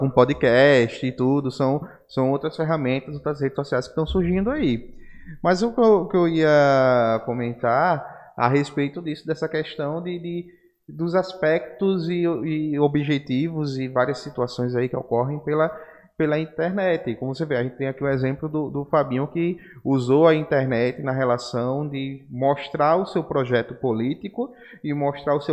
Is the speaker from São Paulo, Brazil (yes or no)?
no; Arapiraca, Alagoas, Brazil; ah, eu sou de Arapiraca